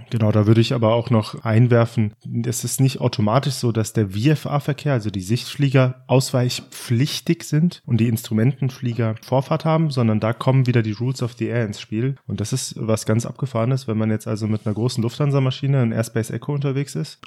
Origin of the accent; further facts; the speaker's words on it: Hesse, Germany; als Hesse